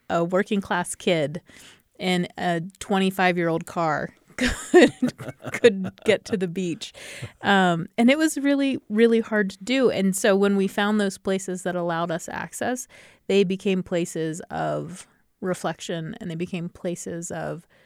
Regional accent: Maryland, United States; grew up in Maryland on the Chesapeake Bay.

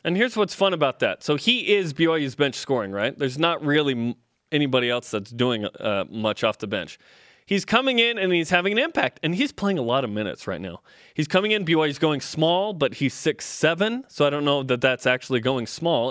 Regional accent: Portland, Oregon, United States; moved away; also born or lived in Utah; I grew up in Portland, then moved to Utah later.

